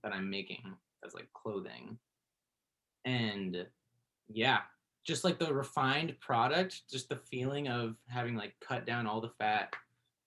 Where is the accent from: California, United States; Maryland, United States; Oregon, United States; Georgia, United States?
California, United States; Berkeley; I grew up in Berkeley